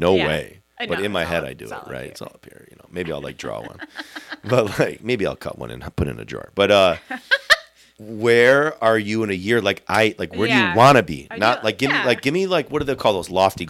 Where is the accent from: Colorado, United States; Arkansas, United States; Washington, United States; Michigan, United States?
Michigan, United States; Sterling Heights; my hometown is Sterling Heights and went to college at U of D